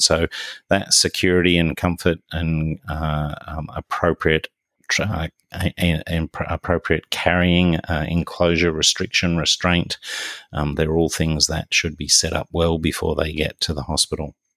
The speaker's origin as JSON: {"language": "English", "region": "New South Wales", "country": "Australia", "tie": "born or raised there", "said": "my home state, state of New South Wales"}